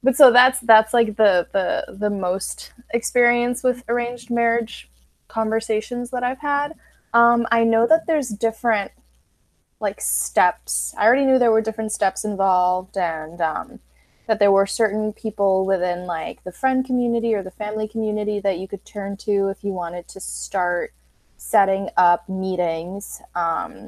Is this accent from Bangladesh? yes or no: no; Puerto Rico; growing up in Puerto Rico, like where were we supposed to meet anyone who practiced anything other than like Catholicism